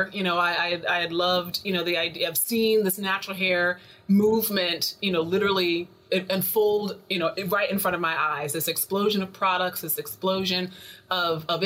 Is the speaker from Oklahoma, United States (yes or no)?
no; North Carolina, United States; moved away as an adult; also born or lived in New York, New Jersey area; I'm originally from North Carolina. I'm a country girl, born and raised